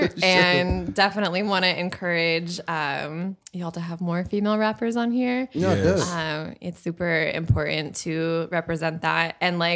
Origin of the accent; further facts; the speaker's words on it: Long Beach, California, United States; also born or lived in Barcelona, Spain / Nairobi, Kenya; I am from Long Beach, born and raised